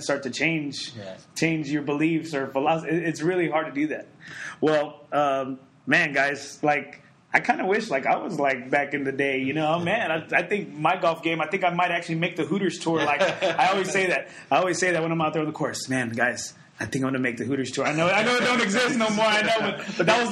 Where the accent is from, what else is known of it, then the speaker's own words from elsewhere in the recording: Corpus Christi, Texas, United States; now in San Antonio, United States; I'm from Corpus Christi